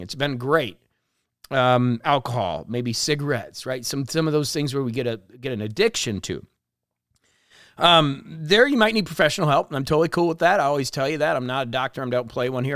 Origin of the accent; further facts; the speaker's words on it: La Porte, Indiana, United States; moved away as an adult; also born or lived in Florida / Miami; when I grew up in LaPorte, I used to think that Chicago was so far away